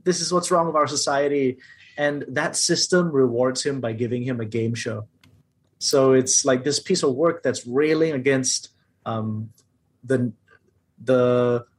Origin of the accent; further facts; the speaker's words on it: Malaysia; I'm also a Malaysian Chinese man